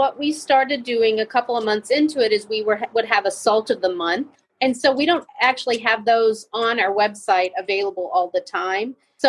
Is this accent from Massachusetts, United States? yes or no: no; Texas, United States; we're from Texas. So, close to New Mexico